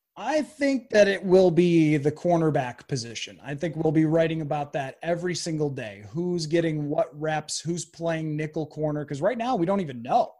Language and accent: English; Buffalo, New York, United States; I grew up in Buffalo